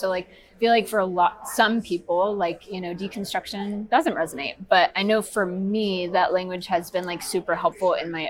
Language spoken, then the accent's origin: English; Georgia, United States; now in Columbia, Missouri, United States; I'm originally from Georgia. So yeah, transplant.